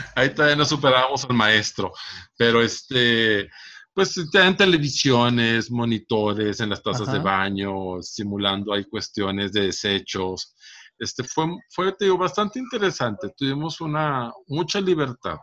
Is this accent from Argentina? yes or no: no; Monterrey, Nuevo León, Mexico; also born or lived in Santa Catarina; toda la vida he vivido aquí en Monterrey. En la zona sur, principalmente, es donde yo viví.